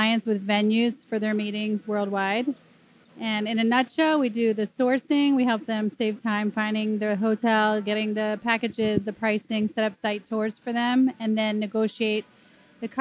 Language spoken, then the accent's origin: English; Philadelphia, Pennsylvania, United States; moved away as an adult; now in Atlanta, United States; I'm from Philly. Born and raised.